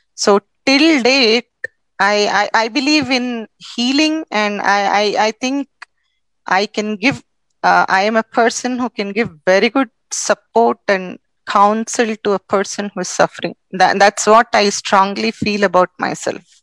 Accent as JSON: {"language": "English", "town": "Hyderabad", "region": "Telangana", "country": "India", "said": "I am from India, South India, specifically from Hyderabad"}